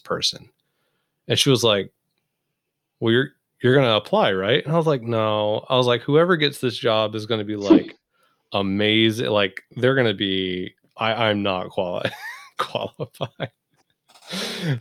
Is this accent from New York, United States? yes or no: no; South Georgia, United States; moved away; I grew up in South Georgia